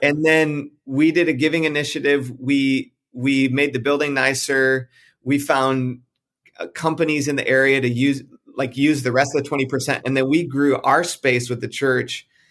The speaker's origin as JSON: {"language": "English", "area": "just outside of Detroit", "region": "Michigan", "country": "United States", "tie": "born or raised there", "also_born_or_lived": "South Carolina / Texas", "moved": "as an adult", "lives_now": "California, United States", "said": "I grew up just outside of Detroit, Michigan, moved to South Carolina, met my wife while we were in college"}